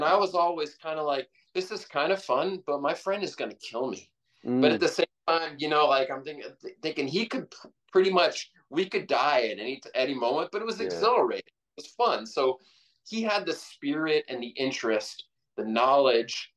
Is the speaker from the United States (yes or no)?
yes; Washington, District of Columbia, United States; moved away; I grew up in Washington, D.C.